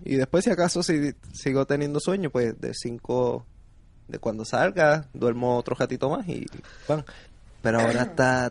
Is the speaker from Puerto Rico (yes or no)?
yes; Puerto Rico; yo soy boricua